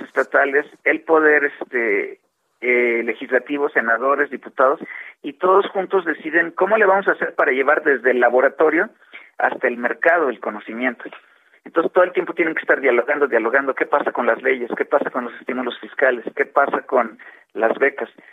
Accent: Mexico; todos como mexicanos

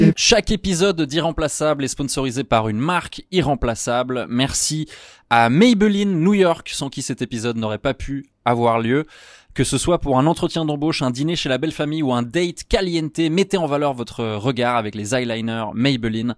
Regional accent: Switzerland; moi, je suis suisse

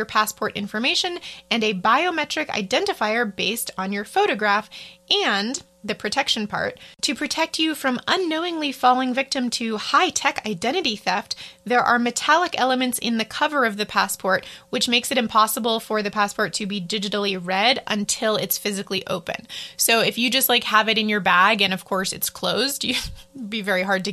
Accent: United States; as an American

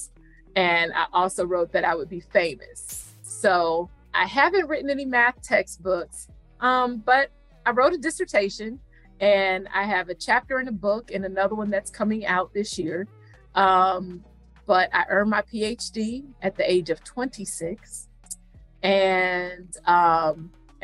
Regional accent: Cleveland, Ohio, United States; also born or lived in Houston, Texas; now in Philadelphia, United States; I am not originally from Philly. I'm a Cleveland girl

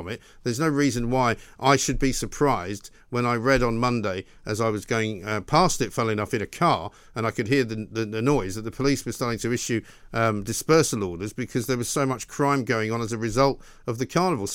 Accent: Scotland, United Kingdom; I'm actually Scottish

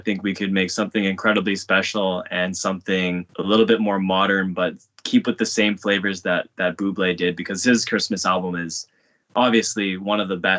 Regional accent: Vancouver, British Columbia, Canada; born there; now in Toronto, Canada; I'm an artist, producer, actor, songwriter, and I was born in Vancouver and I'm currently living in Toronto.

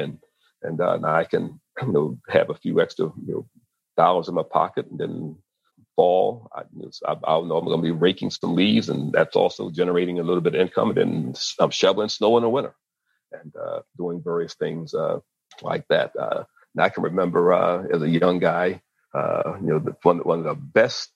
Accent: Maryland, United States; growing up in the Mid-Atlantic in Maryland

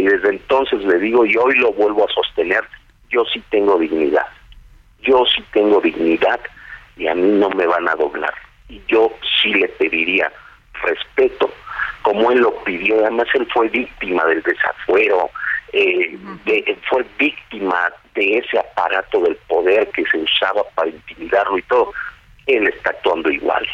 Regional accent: Mexico; also born or lived in Nezahualcóyotl, State of Mexico; somos mexicanos

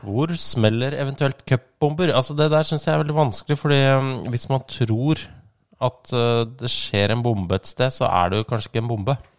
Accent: Ski, Akershus, Norway; jeg er jo fra Ski

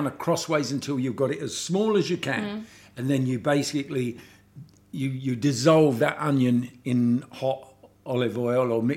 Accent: London, United Kingdom; I'm from London

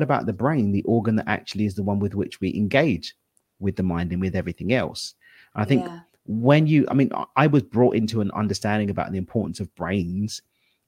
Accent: London, United Kingdom; Born and raised in East London

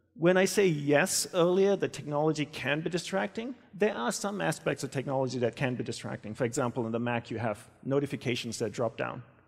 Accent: Australia; moved away as an adult; also born or lived in Hawaii; I grew up in Australia and I left and went to Hawaii, where I joined my guru's monastery

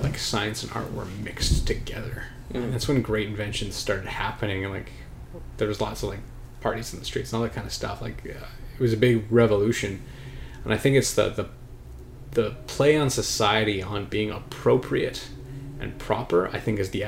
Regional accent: Alberta, Canada; moved away; I'm from Alberta

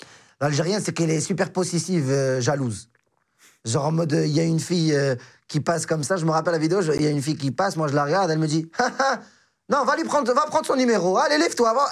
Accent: Morocco; now in France; je suis marocain

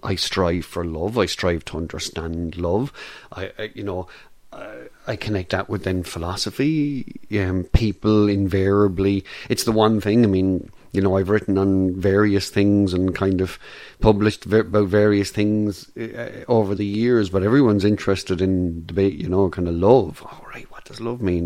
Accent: Ireland; as an Irish person

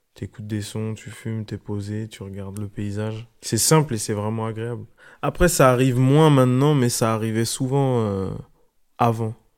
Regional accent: Orléans, Centre-Val de Loire, France; je viens de Orléans

